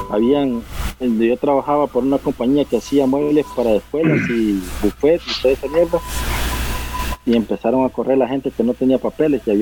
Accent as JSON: {"language": "Spanish", "country": "El Salvador", "said": "no, que yo soy de Salvador, no"}